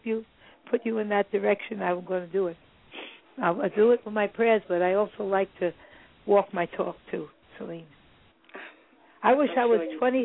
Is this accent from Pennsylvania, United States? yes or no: no; New York City, New York, United States; moved away; also born or lived in Salem, Massachusetts; I was born in Kings County. I lived in Brooklyn. I was born there